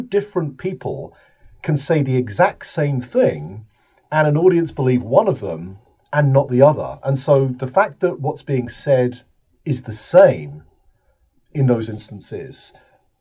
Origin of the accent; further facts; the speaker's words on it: United Kingdom; I am from the United Kingdom, as you can probably guess from my accent